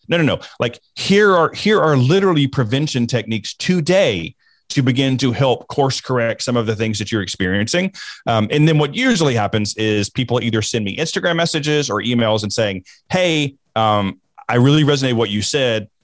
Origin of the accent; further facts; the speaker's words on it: the South, United States; growing up in the South, we were taught, we were instructed not to talk about politics, football, or religion